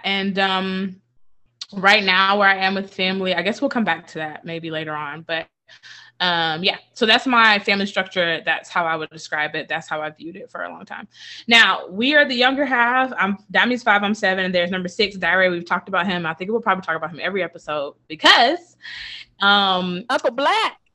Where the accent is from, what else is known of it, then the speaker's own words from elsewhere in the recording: Thomaston, Georgia, United States; There's a house we grew up in and on Avenue F in Thomaston, Georgia